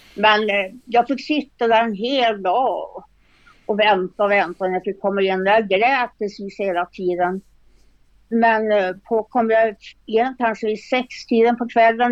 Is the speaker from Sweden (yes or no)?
yes; Norrbotten County, Sweden; now in Östersund, Sweden; jag kommer från en liten by faktiskt uppe i Norrbotten